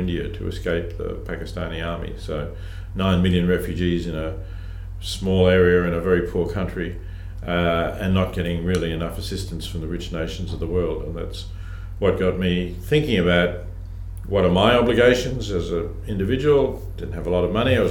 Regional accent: Melbourne, Victoria, Australia; I grew up in Melbourne

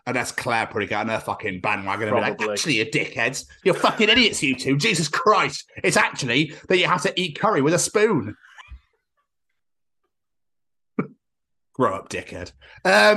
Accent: Scotland, United Kingdom; now in Wales, United Kingdom; my home country

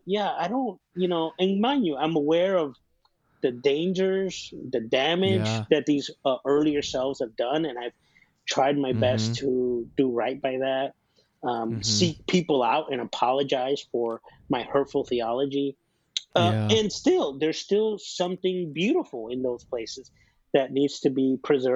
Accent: Chicago, Illinois, United States; You know, I grew up in Chicago. Chicago is the birthplace of house music.

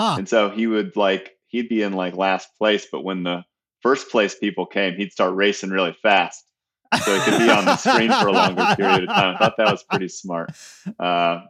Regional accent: Atlanta, Georgia, United States; also born or lived in Austin, Minnesota / Omaha, Nebraska / Idaho Falls, Idaho; I was born in Austin, Minnesota. My dad worked for Hormel, and that was one of his many stops that took us to Omaha after that. And then we settled in Atlanta by the time I was just entering kindergarten

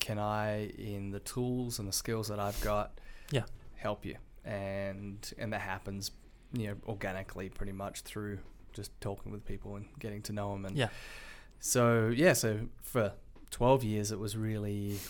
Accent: Perth, Western Australia, Australia; moved away as an adult; now in United States; I grew up in Perth, Australia

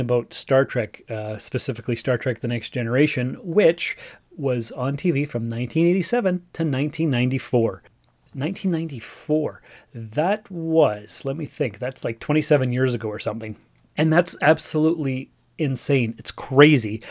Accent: Sault Ste. Marie, Ontario, Canada; moved away as an adult; also born or lived in North Bay; now in Timmins, Canada; I was born and raised in Sault Ste. Marie.

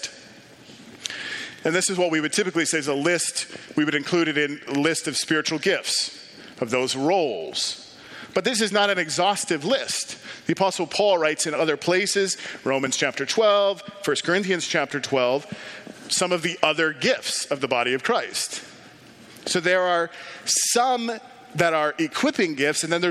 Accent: Ames, Iowa, United States; a EFCA church in my hometown in Ames, Iowa.

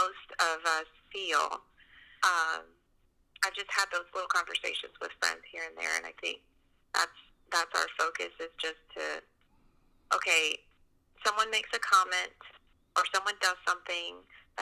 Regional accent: Columbus, Georgia, United States; moved away as an adult; I grew up in Georgia, in Columbus, Georgia, and been there pretty much my whole life until I graduated high school

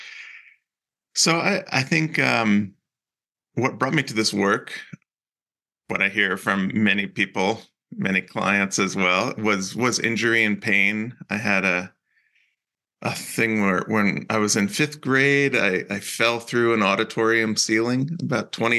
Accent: New Jersey, United States; also born or lived in Cape Cod, Massachusetts / Utah; now in Salt Lake City, United States; I grew up in New Jersey

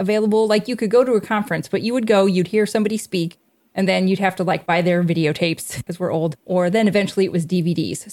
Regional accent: Indiana, United States; we're from Indiana

